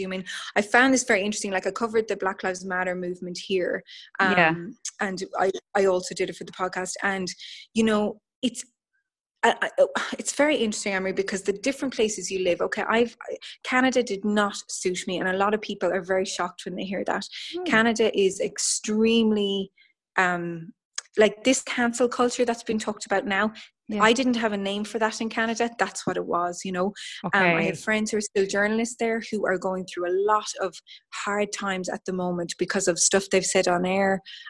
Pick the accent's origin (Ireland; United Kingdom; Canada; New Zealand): Ireland; as an Irish person